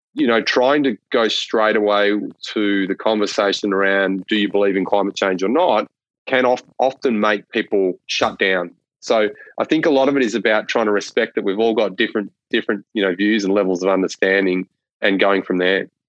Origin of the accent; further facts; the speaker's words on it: northwest Victoria, Australia; growing up in northwest Victoria